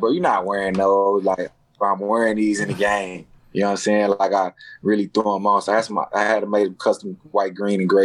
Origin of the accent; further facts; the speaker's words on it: Dallas, Texas, United States; I'm from Dallas